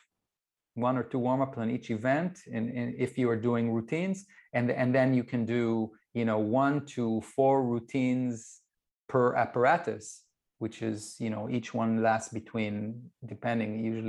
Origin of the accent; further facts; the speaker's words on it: Israel; I grew up in Israel